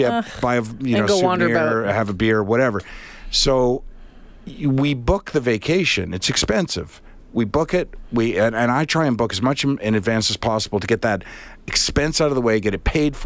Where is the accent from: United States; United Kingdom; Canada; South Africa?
Canada; I'm Canadian, because we all possess Canadian passports